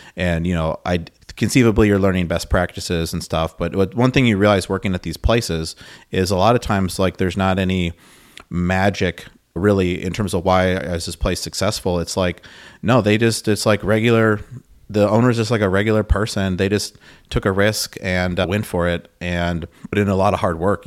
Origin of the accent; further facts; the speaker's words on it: Milwaukee, Wisconsin, United States; I'm from Wisconsin. I grew up in the Milwaukee area.